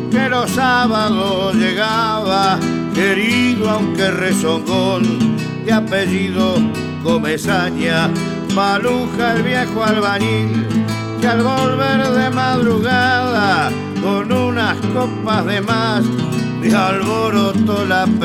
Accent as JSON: {"language": "Spanish", "town": "El Trigo", "region": "Buenos Aires Province", "country": "Argentina", "tie": "born or raised there", "also_born_or_lived": "Dolores, Buenos Aires", "said": "en el lugar donde me crié, vine recién nacido de Dolores y me crié en Paraje hoy paraje ex estación El Trigo, Partido de las Flores."}